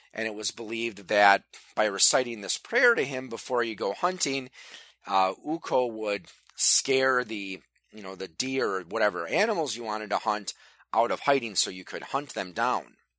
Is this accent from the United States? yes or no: yes; Wisconsin, United States; Wisconsin, my home state